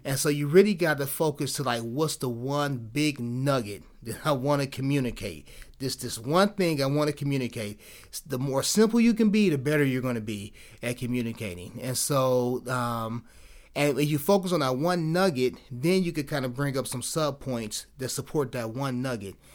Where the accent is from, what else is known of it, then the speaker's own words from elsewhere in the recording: Cleveland, Ohio, United States; I'm from Cleveland